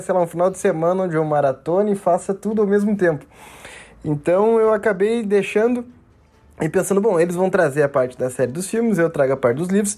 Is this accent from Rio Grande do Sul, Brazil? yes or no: yes; Porto Alegre, Rio Grande do Sul, Brazil; moved away as an adult; now in Passo Fundo, Brazil; sou daqui de Passo Fundo, natural de Porto Alegre, mas moro aqui porque é a terra da minha esposa